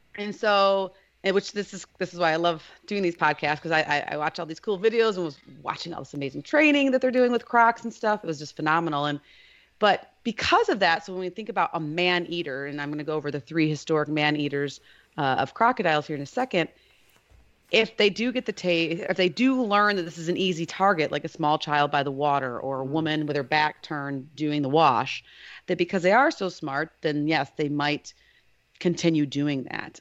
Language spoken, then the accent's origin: English; Lake Michigan, United States; I grew up in Lake Michigan